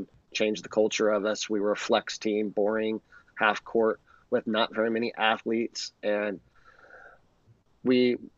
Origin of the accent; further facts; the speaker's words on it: La Verne, California, United States; growing up in California, lived here my whole life, and I grew up in a city in Laverne